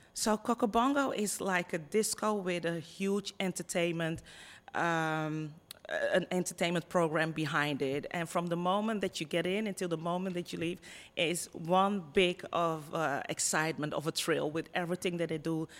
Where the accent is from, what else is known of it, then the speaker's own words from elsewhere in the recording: Netherlands; accent: Dutch; moved away as an adult; also born or lived in Ghana; now in Punta Cana, Dominican Republic; I was born and raised in the Netherlands.